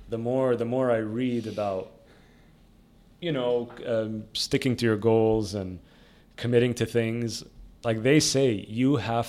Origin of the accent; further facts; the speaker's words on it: Dubai, United Arab Emirates; I always think back about, you know, my youth and my, like, growing up in Dubai in the 90s.